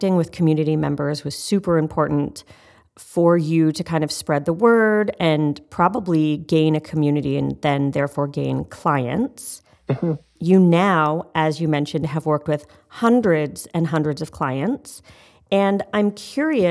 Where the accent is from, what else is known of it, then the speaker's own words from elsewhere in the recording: Canada; I'm Canadian.